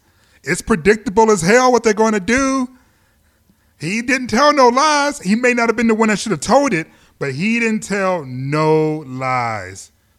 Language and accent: English; Detroit, Michigan, United States; also born or lived in Chicago / New York; now in Los Angeles, United States; I've lived in Chicago. Obviously, I was born and raised in Detroit. I've lived in New York.